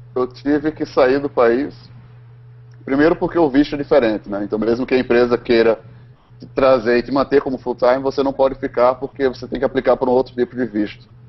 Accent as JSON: {"language": "Portuguese", "country": "Brazil", "first_language": "Portuguese", "moved": "as an adult", "lives_now": "United States"}